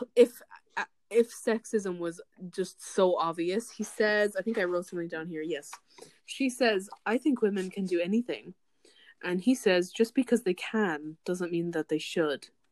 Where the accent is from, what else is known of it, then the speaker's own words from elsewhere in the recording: Ireland; as an Irish person